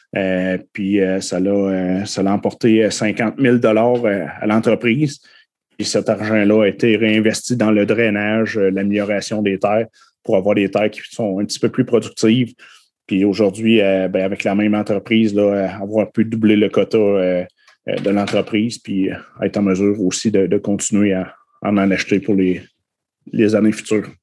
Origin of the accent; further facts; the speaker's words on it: Saint-Côme-Linière, Quebec, Canada; j'ai été élevé à Saint-Côme-Linière